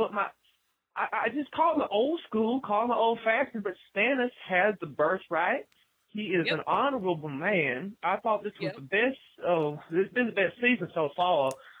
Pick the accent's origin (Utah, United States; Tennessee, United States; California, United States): Tennessee, United States; Jasper; now in West Coast, United States; I am on the West Coast, but I'm originally from Jasper, Tennessee. Visited my friend out here in Pasadena